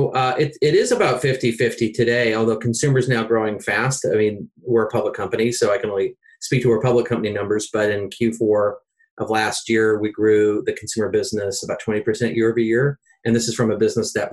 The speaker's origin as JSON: {"language": "English", "town": "Seattle", "region": "Washington", "country": "United States", "said": "I'm from Seattle."}